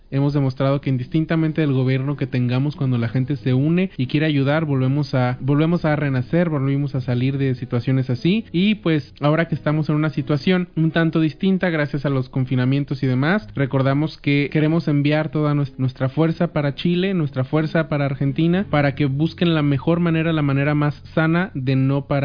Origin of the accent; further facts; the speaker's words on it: Mexico; nosotros como mexicanos